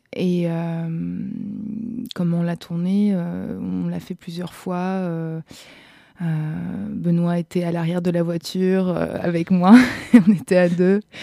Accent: Austria; moved away; je viens d'Autriche et j'ai beaucoup joué là-bas

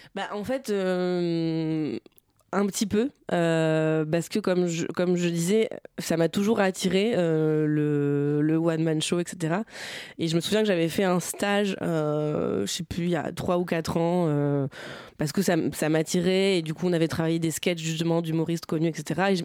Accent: Bernay, Normandy, France; also born or lived in Tours; now in Paris, France; J'ai grandi dans l'heure dans une ville qui s'appelle Bernay

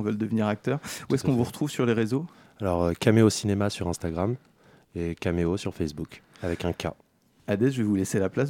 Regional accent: Paris, Île-de-France, France; je suis de Paris 19e

